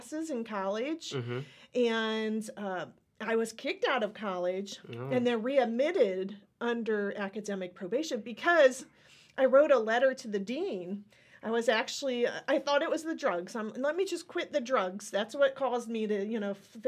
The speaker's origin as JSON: {"language": "English", "region": "Ohio", "country": "United States", "tie": "born or raised there", "said": "I was born and raised in Ohio"}